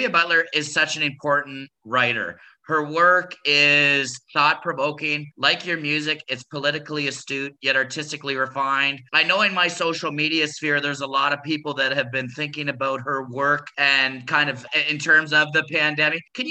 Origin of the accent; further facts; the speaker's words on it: Kitchener-Waterloo, Ontario, Canada; I grew up in Kitchener-Waterloo, an hour west of Toronto